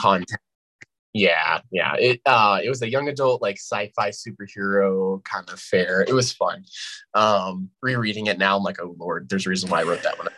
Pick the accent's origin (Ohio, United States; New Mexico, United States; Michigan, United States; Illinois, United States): New Mexico, United States; Albuquerque; born and raised New Mexican